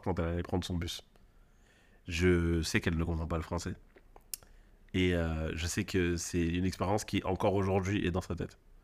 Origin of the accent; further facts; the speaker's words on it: Marseille, Provence-Alpes-Côte d'Azur, France; en tant que Marseillais